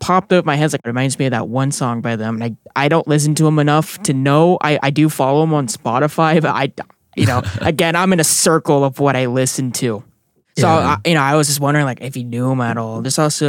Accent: Singapore; We're related. I'm from Singapore.

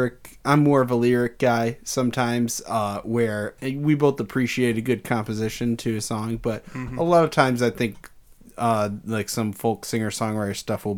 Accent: Detroit, Michigan, United States; hey, I'm from there, where they make that stuff.

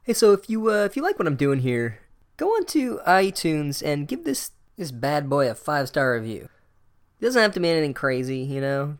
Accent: United States; I'm an American

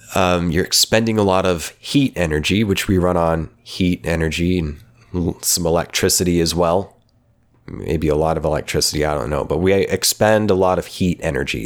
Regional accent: Oklahoma, United States; my hometown in Oklahoma

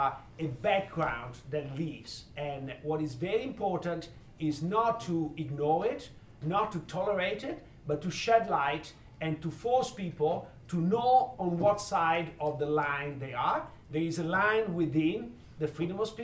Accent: Italy; moved away as an adult; now in Chicago, United States; growing up in Italy, but when I grew up in Italy in the 70s

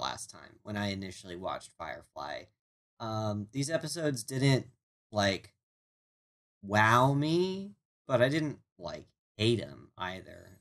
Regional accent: Maryland, United States; I'm from Maryland

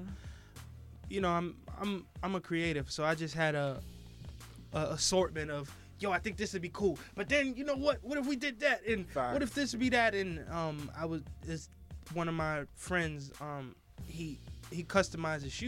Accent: New York City, New York, United States; walking down the street in my neighborhood, and I'm still a kid

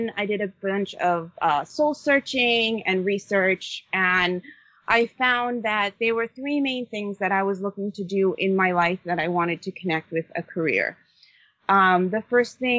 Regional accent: Long Island, New York, United States; I grew up on Long Island, New York

